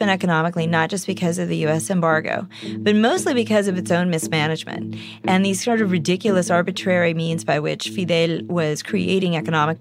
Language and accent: English; Kansas, United States; I grew up in Kansas, where I virtually had no contact with other Cubans besides my parents and my sister and my grandparents